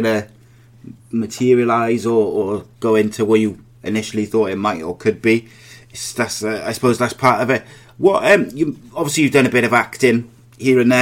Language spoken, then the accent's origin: English; Wales, United Kingdom; a proud Welshman